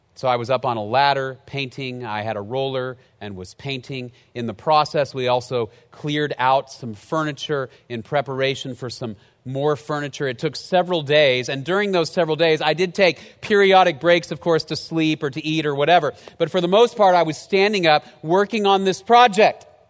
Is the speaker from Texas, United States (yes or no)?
yes; Dallas, Texas, United States; moved away as an adult; also born or lived in College Station, Texas; I moved from Dallas down to College Station